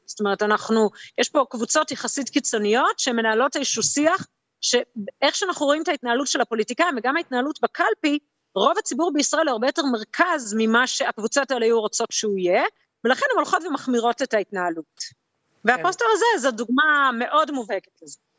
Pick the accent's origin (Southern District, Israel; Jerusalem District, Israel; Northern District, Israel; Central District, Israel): Jerusalem District, Israel; Jerusalem